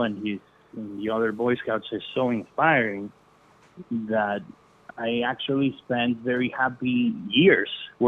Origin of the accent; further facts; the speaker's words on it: Venezuela; I'm from Venezuela